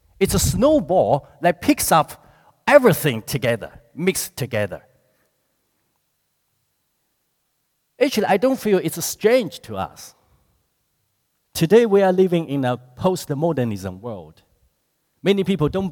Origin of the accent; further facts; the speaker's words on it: China; moved away as an adult; now in New Zealand; I grew up in China